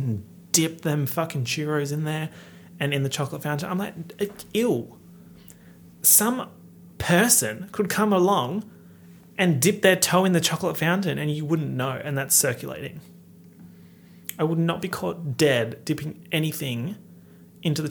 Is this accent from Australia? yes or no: yes; Australia; accent: Australian; my heinous Australian accent